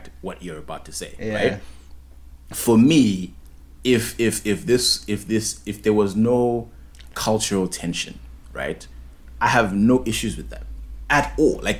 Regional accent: Zimbabwe; our business language in Zim is what? Is English

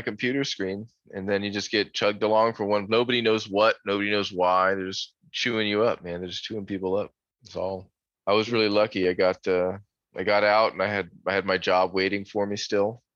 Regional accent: Florida, United States; also born or lived in Newfoundland, Canada; I've lived in Florida since I was about 2 years old. So I was born in Newfoundland, Canada

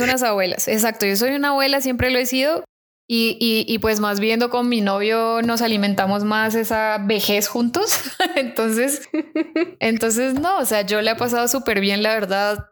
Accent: Colombia; accent: Colombian; moved away; estaba hablando con mi acento colombiano, se dio cuenta que era colombiana

